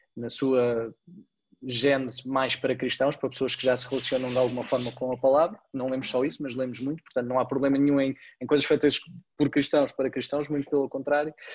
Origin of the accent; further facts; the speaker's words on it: Portugal; nós somos portugueses